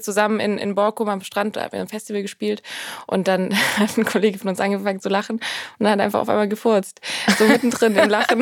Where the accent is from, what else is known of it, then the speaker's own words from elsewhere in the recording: Swabia, Germany; moved away as an adult; now in Berlin, Germany; Ich bin ja Schwabe.